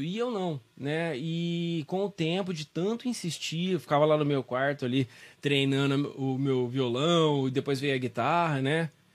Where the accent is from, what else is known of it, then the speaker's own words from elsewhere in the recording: São Joaquim da Barra, São Paulo, Brazil; also born or lived in Ribeirão Preto; Nasci em São Joaquim